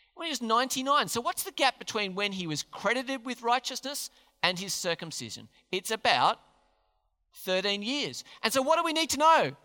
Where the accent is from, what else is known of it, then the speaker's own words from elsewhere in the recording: Australia; We're Australians.